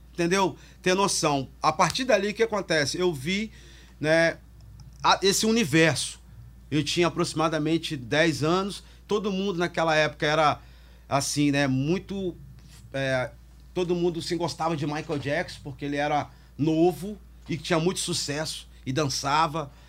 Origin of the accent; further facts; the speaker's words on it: Barra Mansa, Rio de Janeiro, Brazil; also born or lived in Espírito Santo; now in Vitória, Brazil; eu morava no interior do Rio, né? Eu vim lá de Barra Mansa, nasci lá